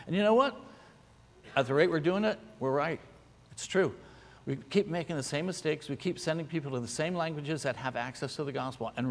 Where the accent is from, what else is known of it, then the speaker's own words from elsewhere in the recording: San Francisco, California, United States; born there; my dad was in the Navy. I was born in San Francisco.